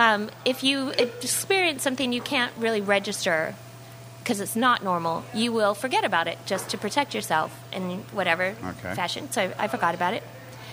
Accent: California, United States; Totally. I'm from California. Totally.

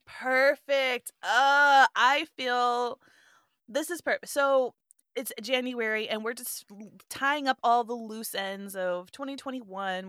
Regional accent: Southwest, United States; also born or lived in Europe; growing up in the Southwest

